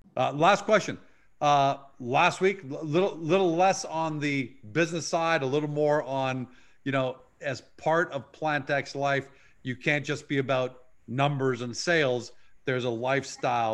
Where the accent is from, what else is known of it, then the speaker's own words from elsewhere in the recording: Canada; we grew up with in Canada with Hudson's Bay